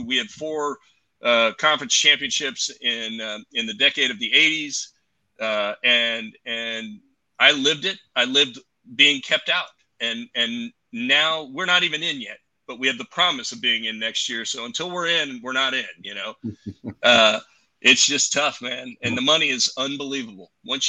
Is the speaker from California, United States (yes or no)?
yes; Southern California, United States; moved away; I was born in Southern California.